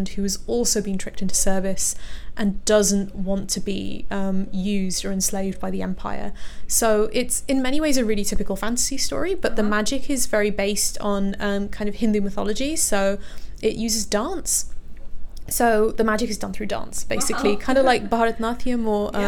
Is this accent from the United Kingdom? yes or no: yes; London, United Kingdom; I was born in Harrow. So I was in like one of the kind of, you know, the typical Asian areas of London, Hounslow, Harrow